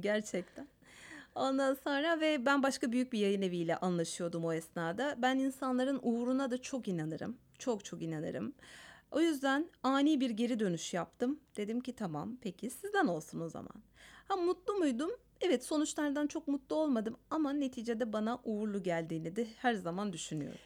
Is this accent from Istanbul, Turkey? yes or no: yes; Istanbul, Turkey; Ben mesela İstanbul Ermenisiyim.